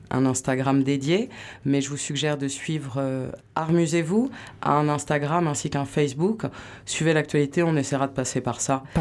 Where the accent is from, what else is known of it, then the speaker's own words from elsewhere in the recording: Landes, Nouvelle-Aquitaine, France; moved away as an adult; also born or lived in Paris / Bordeaux; Je suis née à Paris, Élise. Mais j'ai grandi dans les Landes.